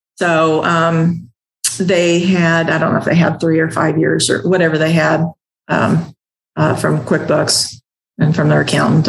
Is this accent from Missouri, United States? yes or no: yes; the Ozarks, Southwest Missouri, United States; accent: twang; born and raised in Southwest Missouri um, in the Ozarks. So I got a little bit of a twang